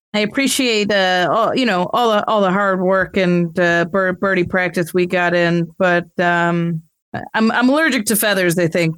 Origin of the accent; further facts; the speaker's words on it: Midwest, United States; I did try, but my mom's Canadian and I'm from the Midwest, so it doesn't come naturally.